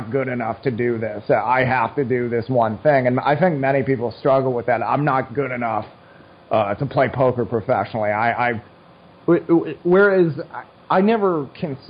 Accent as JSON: {"language": "English", "country": "United States", "said": "I love being an American"}